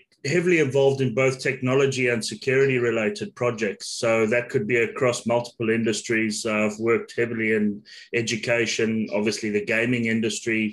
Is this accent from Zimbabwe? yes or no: yes; Zimbabwe; moved away; I'm originally from Zimbabwe